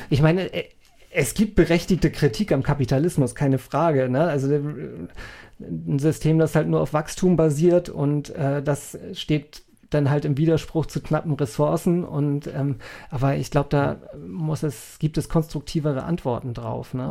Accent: North Frisia, Schleswig-Holstein, Germany; moved away; Nordfriesland ist, für wo ich herkomme

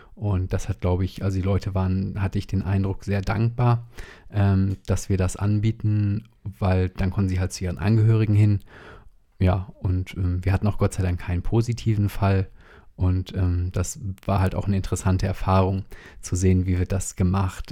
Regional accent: WDR area, North Rhine-Westphalia, Germany; moved away; ich bin ja im WDR-Land aufgewachsen

